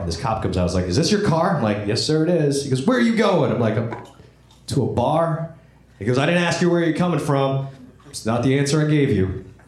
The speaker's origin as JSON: {"language": "English", "town": "Buffalo", "region": "New York", "country": "United States", "tie": "born or raised there", "also_born_or_lived": "Vietnam", "moved": "as an adult", "lives_now": "Los Angeles, United States", "said": "I was in New York, my hometown, Buffalo, New York"}